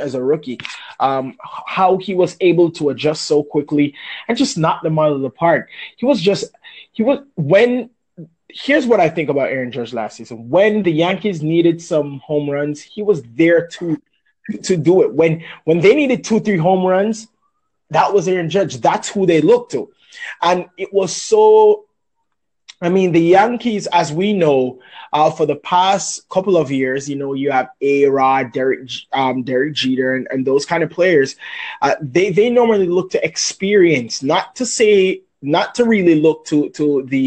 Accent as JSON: {"language": "English", "country": "Jamaica", "said": "I'm from Jamaica."}